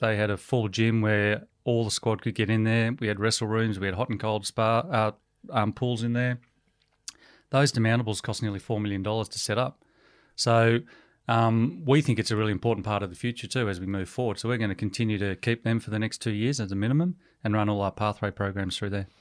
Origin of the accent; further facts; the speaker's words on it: Melbourne, Victoria, Australia; moved away as an adult; also born or lived in Hollywood, United States; I was born in Melbourne and born and bred in Melbourne